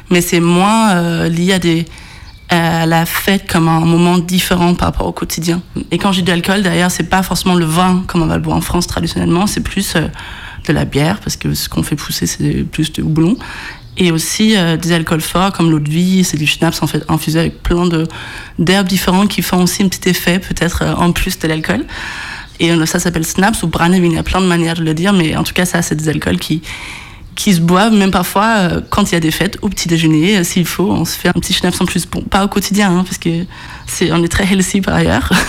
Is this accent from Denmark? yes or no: yes; Odense, Southern Denmark, Denmark; moved away; Je viens de Odense, très difficile à prononcer. Toute petite euh, ville comparée à la France, en tout cas, même si c'est le troisième ville du Danemark.